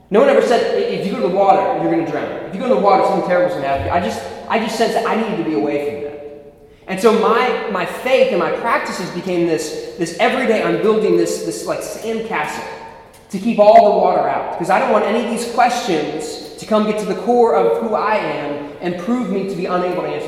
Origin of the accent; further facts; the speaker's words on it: Philadelphia, Pennsylvania, United States; moved away; also born or lived in Ohio, United States; So I was born in West Philadelphia. That's where I was born and raised.